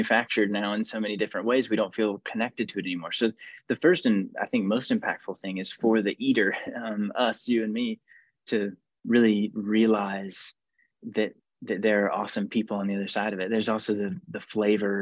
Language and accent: English; Georgia, United States; I'm from Georgia